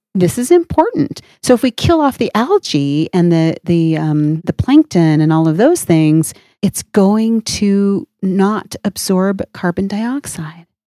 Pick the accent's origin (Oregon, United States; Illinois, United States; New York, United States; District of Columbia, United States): Oregon, United States; now in New Mexico, United States; I, I grew up in Oregon where, uh, it, which is not a landlocked, um, state. And, and of course, now I live in New Mexico